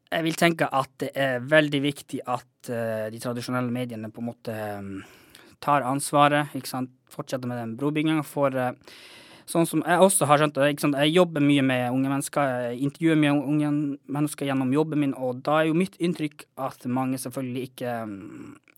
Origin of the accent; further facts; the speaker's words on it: Kautokeino, Finnmark, Norway; moved away as an adult; now in Tromsø, Norway; jeg er jo fra Kautokeino oppvokst der, men akkurat nå så holder jeg også mye til i Tromsø